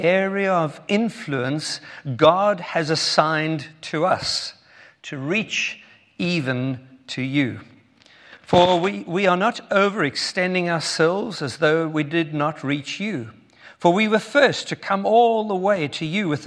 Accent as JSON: {"language": "English", "town": "Cape Town", "region": "Western Cape", "country": "South Africa", "tie": "born or raised there", "said": "If you have already been listening to my accent, you'll know that we are from South Africa. Born in Cape Town"}